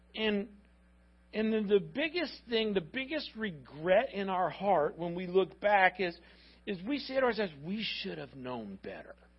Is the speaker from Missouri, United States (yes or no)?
no; Miami, Florida, United States